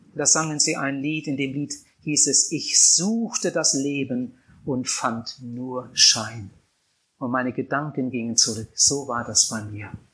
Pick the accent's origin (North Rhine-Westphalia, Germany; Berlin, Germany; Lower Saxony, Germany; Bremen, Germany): Lower Saxony, Germany; Wienhausen; Meine Kindheit habe ich verbracht auf einem Bauernhof